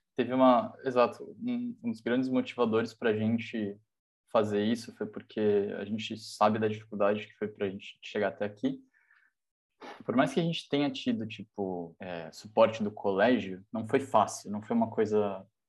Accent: São Paulo, Brazil; moved away as an adult; now in Darmstadt, Germany; eu tenho 23 anos, eu venho de São Paulo

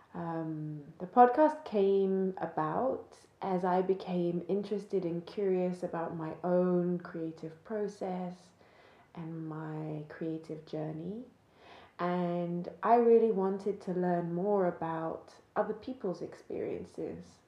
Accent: just outside Cambridge, East of England, United Kingdom; I grew up just outside Cambridge

